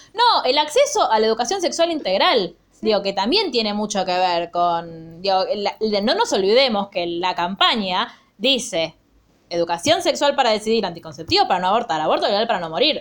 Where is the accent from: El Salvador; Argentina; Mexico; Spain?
Argentina; me encanta ser argentina